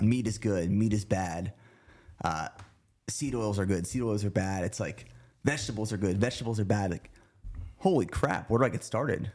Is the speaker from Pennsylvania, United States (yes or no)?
yes; near Harrisburg, Pennsylvania, United States; moved away; we lived about thirty minutes from downtown Harrisburg